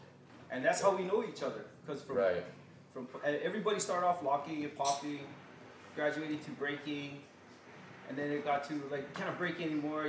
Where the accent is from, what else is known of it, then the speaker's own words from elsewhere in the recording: Kahaluu, Hawaii, United States; also born or lived in Waikiki, Oahu, Hawaii; And then I got raised in a real little town, rural town in the countryside called Kahalu.